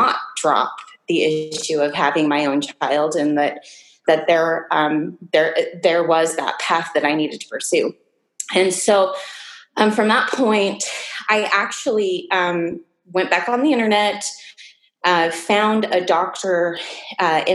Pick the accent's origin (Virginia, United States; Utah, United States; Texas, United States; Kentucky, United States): Utah, United States; Salt Lake City; I was born and raised in Salt Lake City, Utah